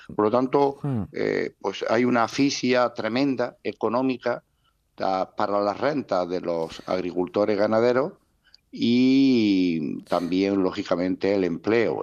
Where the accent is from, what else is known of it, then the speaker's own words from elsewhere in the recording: Almería, Andalusia, Spain; yo soy de Almería, tengo mi explotación en la costa de Almería